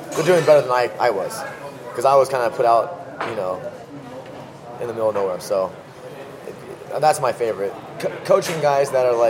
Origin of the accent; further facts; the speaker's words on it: California, United States; So I think growing up in Northern California, I think it's a big food culture.